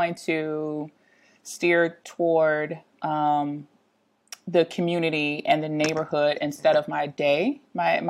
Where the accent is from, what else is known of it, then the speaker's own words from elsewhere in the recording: Richmond, Virginia, United States; I have lived in Richmond my entire life. I'm a lifelong resident